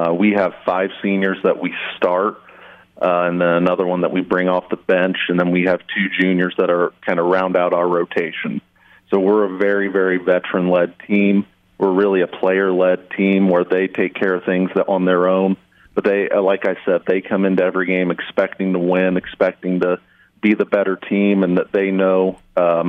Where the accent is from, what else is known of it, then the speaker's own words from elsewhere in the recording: Jay County, Indiana, United States; I'm from Jay County